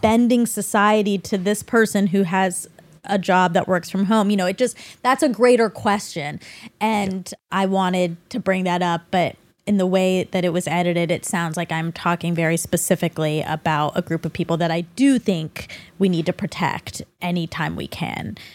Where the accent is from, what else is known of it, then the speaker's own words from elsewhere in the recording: Atlanta, Georgia, United States; I'm from Atlanta, so I have a allegiance to Coke.